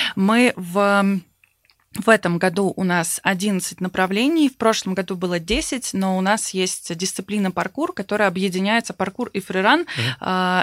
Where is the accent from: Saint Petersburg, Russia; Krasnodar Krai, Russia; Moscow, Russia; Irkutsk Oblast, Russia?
Saint Petersburg, Russia; я вот сама из Санкт-Петербурга